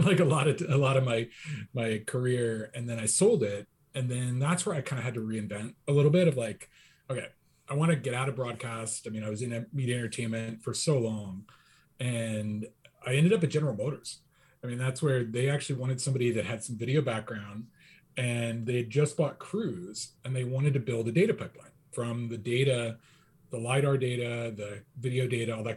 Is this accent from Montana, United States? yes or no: no; Pennsylvania, United States; moved away as an adult; also born or lived in Canada; now in Seattle, United States; I was a Phillies fan growing up because I grew up in Pennsylvania